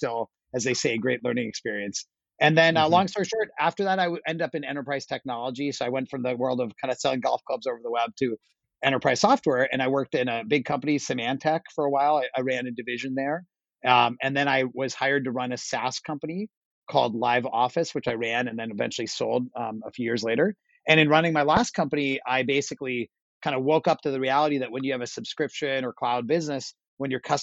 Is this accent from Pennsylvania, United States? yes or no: yes; Pittsburgh, Pennsylvania, United States; I grew up, not surprising, I grew up in Pittsburgh, Pennsylvania.